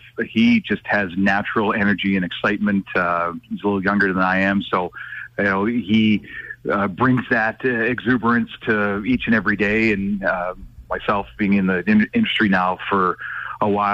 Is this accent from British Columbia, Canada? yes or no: yes; North Vancouver, British Columbia, Canada; I'm from North Vancouver, British Columbia.